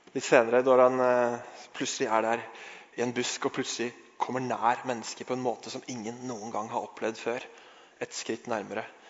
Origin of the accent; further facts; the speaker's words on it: Norway; vi er fra Norge